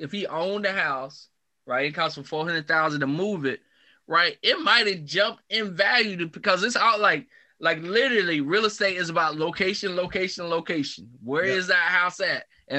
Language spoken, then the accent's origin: English; the South, United States; I grew up in the South, right? And in the South, we had a lot of mobile homes in the South.